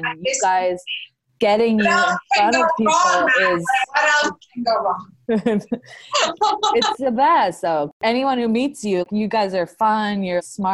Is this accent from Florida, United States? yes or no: yes; Palm Beach, Florida, United States; moved away as an adult; now in New York City, United States; I grew up with her in Palm Beach, Florida